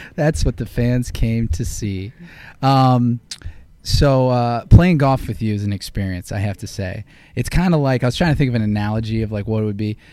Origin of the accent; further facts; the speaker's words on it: Akron, Ohio, United States; moved away; I'm a transplant. You know, I grew up in Akron, Ohio